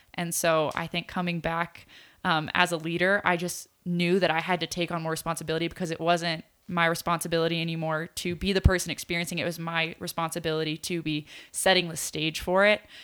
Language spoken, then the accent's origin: English; Poway, California, United States; we came with Living Way Church, which is like a church in Poway